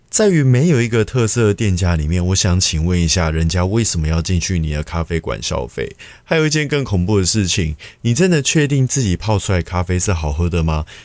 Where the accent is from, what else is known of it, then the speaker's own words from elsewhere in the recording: Taiwan; 我们其实台湾人